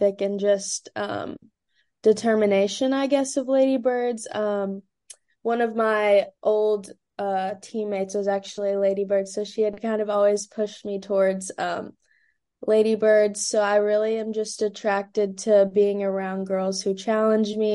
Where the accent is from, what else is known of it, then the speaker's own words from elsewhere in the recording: London, Kentucky, United States; now in Louisville, United States; my hometown is London, Kentucky, which is about 2 hours south of Louisville.